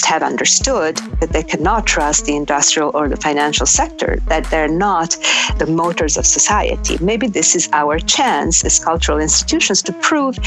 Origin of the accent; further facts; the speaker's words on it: Milan, Lombardy, Italy; moved away as an adult; also born or lived in Sardinia / Ferrara; now in New York, United States; growing up in Milan, Italy